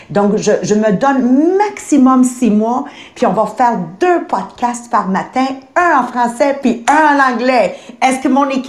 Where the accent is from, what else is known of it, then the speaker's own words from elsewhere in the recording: Quebec, Canada; on vient de différentes parties du Québec, c'est sûr et certain, mais on vient toutes de familles qu'on est issues de pauvreté.